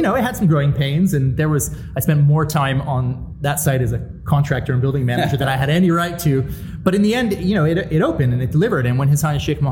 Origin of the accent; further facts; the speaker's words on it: United States; now in Dubai, United Arab Emirates; I'm American